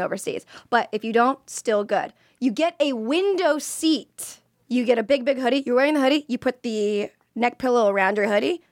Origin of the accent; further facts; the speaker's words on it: Florida, United States; I'm from Florida